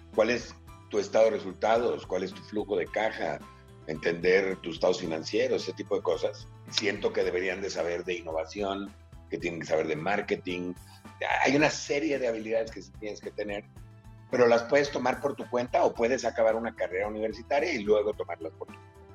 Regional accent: Mexico; also born or lived in Philadelphia, United States; yo me fui de México a los 16 años, este, a hacer un viaje muy largo, y luego regresé a México

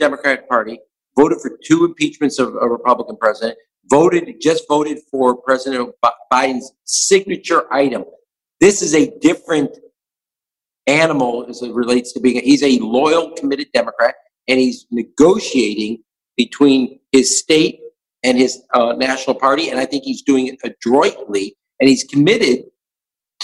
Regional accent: Chicago, Illinois, United States; we grew up in Chicago

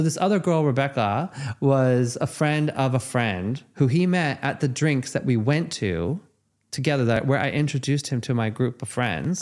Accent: Los Angeles, California, United States; Growing up in Los Angeles, dating in Los Angeles

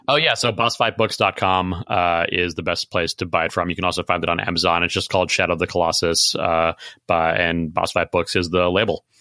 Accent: Chicago, Illinois, United States; I grew up in Chicago

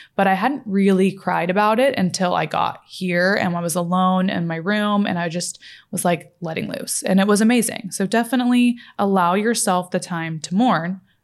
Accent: Fort Worth, Texas, United States; moved away as an adult; also born or lived in Los Angeles; now in Dallas, United States; I grew up in Fort Worth, Texas, near Dallas.

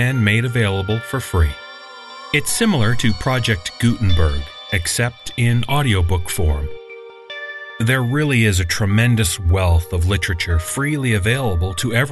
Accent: Canada; I'm a guy from Canada

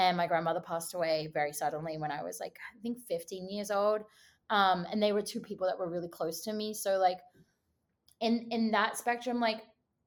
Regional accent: Australia; moved away as an adult; now in Los Angeles, United States; I'm Australian.

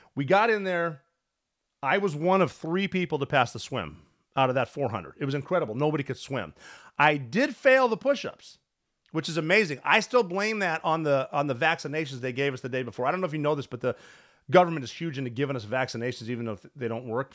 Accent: Butte, Montana, United States; moved away as an adult; I'm a dude from Butte, Montana, who never planned on joining the military

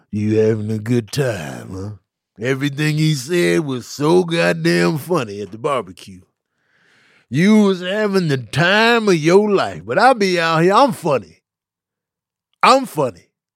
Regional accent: Chicago, Illinois, United States; I'm from Chicago

